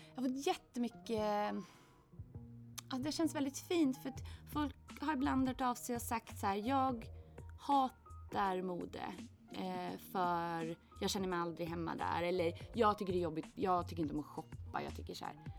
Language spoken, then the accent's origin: Swedish; Åland Islands; moved away as an adult; also born or lived in Gothenburg; jag växte upp på Åland